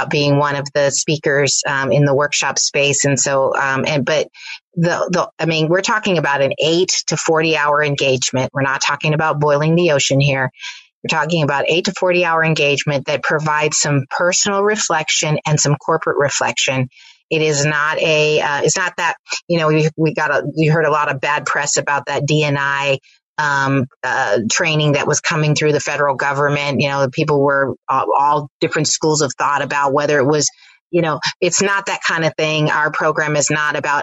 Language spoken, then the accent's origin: English; Bay Area, California, United States; I grew up in the Bay Area